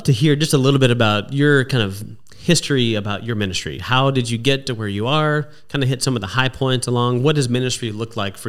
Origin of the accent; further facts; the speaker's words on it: Texas, United States; moved away as an adult; also born or lived in Atlanta, Georgia; now in East Tennessee, United States; I grew up in Texas